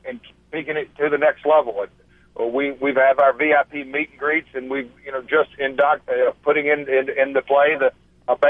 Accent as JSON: {"language": "English", "town": "Nashville", "region": "Tennessee", "country": "United States", "said": "I'm from Music City"}